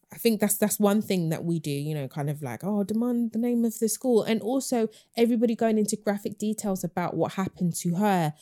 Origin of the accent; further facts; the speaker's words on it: London, United Kingdom; I grew up in Hackney